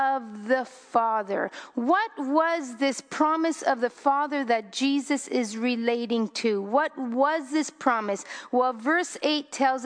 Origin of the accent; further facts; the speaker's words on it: Canada; I'm Canadian because I'm born in Canada, but my descendants on my father's side, on my mother's side, are of the Italian descent.